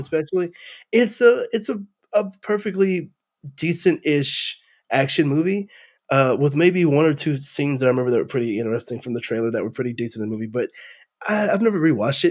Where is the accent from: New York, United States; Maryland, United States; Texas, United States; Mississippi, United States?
Texas, United States; as a Texan